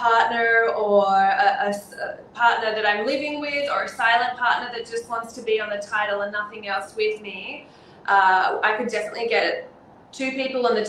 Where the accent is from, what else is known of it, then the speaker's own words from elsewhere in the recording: Sydney, New South Wales, Australia; I'm born and raised in the Northern Beaches, and I would love to buy something in the area that I've grown up